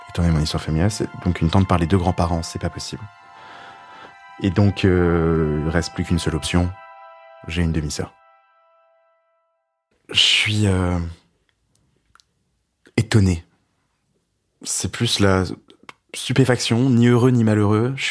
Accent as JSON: {"language": "French", "region": "Brittany", "country": "France", "said": "je lui parle que je suis breton"}